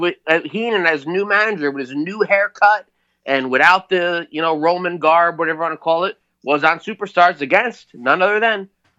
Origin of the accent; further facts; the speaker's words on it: United States; I don't speak like that. I'm from New York, New Jersey.